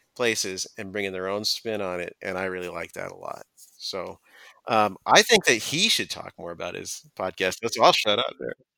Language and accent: English; San Diego, California, United States; I've been writing about beer in San Diego County, my hometown, for about thirteen years